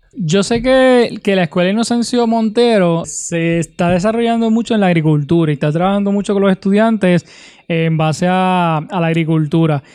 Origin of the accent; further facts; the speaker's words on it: Utuado, Puerto Rico; mi pueblo de Utuado